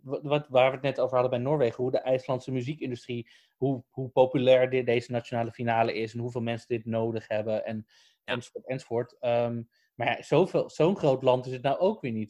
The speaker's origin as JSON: {"language": "Dutch", "country": "Netherlands", "said": "we komen uit Nederland"}